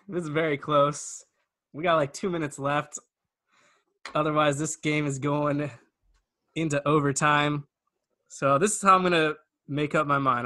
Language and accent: English; Camarillo, California, United States; I'm from Camarillo.